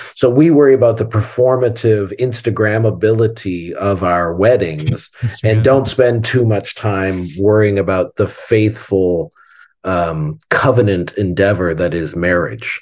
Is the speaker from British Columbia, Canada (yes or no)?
no; Southern Ontario, Canada; when I grew up in Canada in the '70s, when I was a kid in the '70s, um, especially in Ontario, Southern Ontario